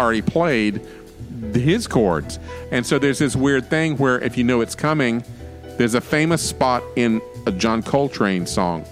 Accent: Florida, United States; I'm from Florida

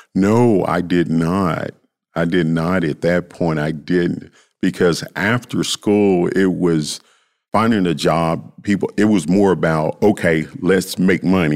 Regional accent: Memphis, Tennessee, United States; I grew up in South Memphis

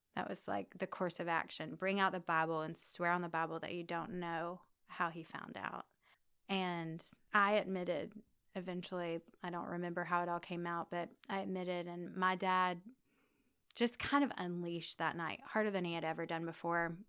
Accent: Guyton, Georgia, United States; now in Birmingham, United States; I grew up in Savannah, Georgia, actually, a, a really tiny town right outside of Savannah called Guyton

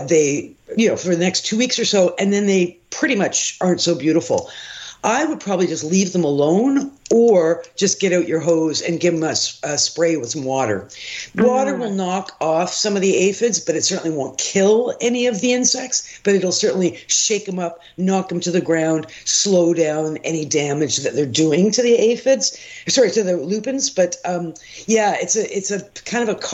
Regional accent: Toronto, Ontario, Canada; I actually grew up on a ravine in the Don Valley

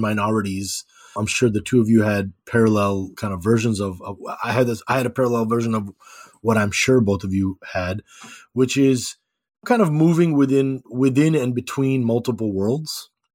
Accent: Chicago, Illinois, United States; also born or lived in Skokie; I was born and raised in Chicago

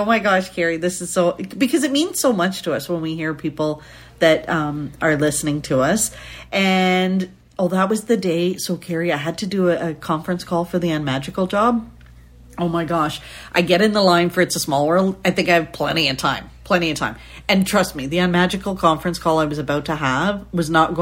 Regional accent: Canada; So being Canadian

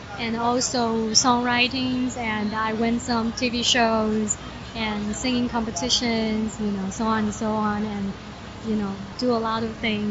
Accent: Taichung, Taiwan; moved away as an adult; now in United States; I'm from Taiwan, and the center of Taiwan called Taichung. Yeah, and I was born there. It's straight to the bone, you know, Taiwanese.

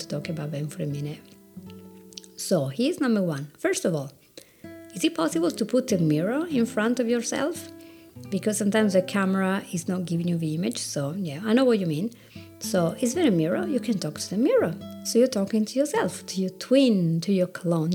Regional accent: Italy; accent: Italian; English is a second language; my Italian accent

